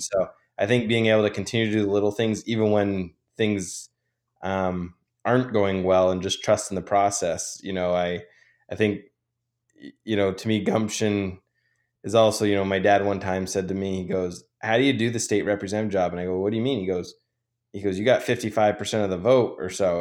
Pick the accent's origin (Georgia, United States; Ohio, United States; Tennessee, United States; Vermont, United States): Vermont, United States; also born or lived in New York; I decided to run for the Vermont legislature, um, in my hometown